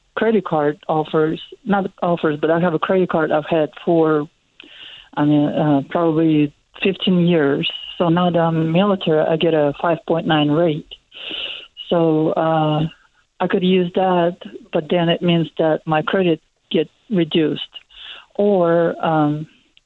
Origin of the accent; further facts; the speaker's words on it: Russia; moved away as an adult; now in United States; I came from Russia